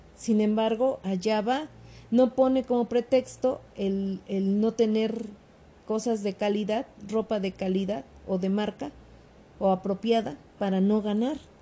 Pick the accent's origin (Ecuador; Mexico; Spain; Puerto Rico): Mexico; yo también soy mexicana